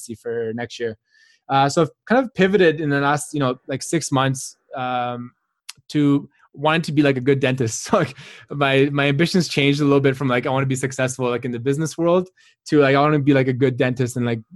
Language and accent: English; Canada; I grew up in Canada. I did my undergrad here as well.